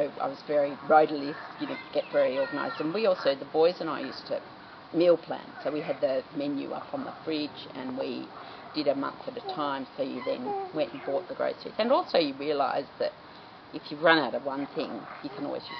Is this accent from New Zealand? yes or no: no; Sydney, New South Wales, Australia; moved away as an adult; also born or lived in Wee Waa, New South Wales; now in Walcha, Australia; I grew up in Sydney, so it was a big change